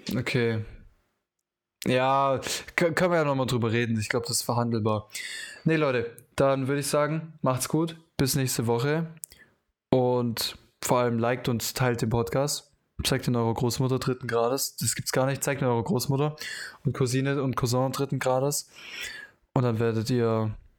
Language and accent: German; Germany; als Deutscher